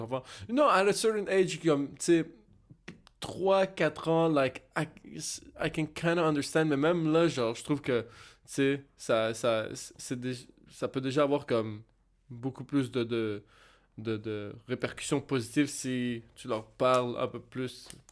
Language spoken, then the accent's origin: French; Montreal, Quebec, Canada; j'ai grandi à Cartierville